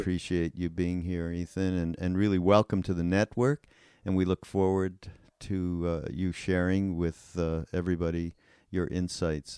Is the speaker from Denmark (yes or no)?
no; Canada; now in United States; I'm from Canada